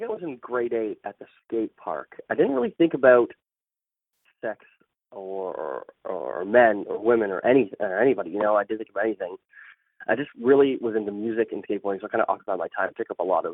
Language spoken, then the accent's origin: English; Pickering, Ontario, Canada; also born or lived in Scarborough; now in Toronto, Canada; I grew up in Pickering, which is a small suburb outside of Toronto